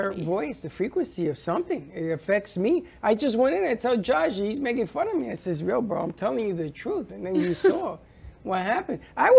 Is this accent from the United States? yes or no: yes; New York City, New York, United States; I'm Puerto Rican from the Bronx.